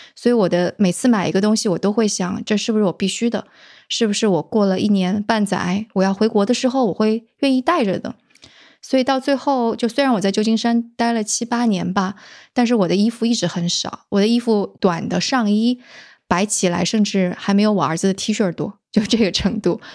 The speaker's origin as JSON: {"language": "Chinese", "region": "southern Jiangsu", "country": "China", "said": "我是江苏人嘛，而且是那个，呃，江苏南部的人"}